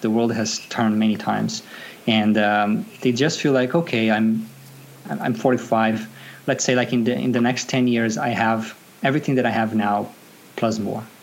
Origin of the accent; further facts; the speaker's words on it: Brazil; moved away as an adult; now in Sydney, Australia; I was born and raised in Brazil. I migrated to Australia about nine years ago